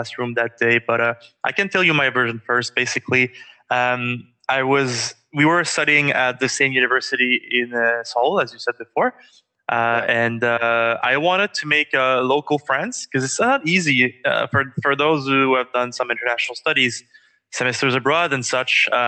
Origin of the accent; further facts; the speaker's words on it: Quebec City, Quebec, Canada; now in Ottawa, Canada; I'm from Quebec City